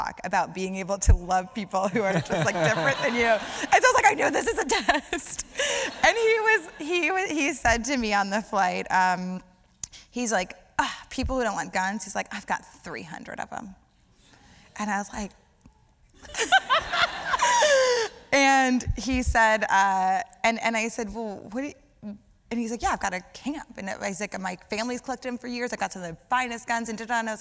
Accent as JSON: {"language": "English", "region": "Louisiana", "country": "United States", "said": "So I'm from Louisiana"}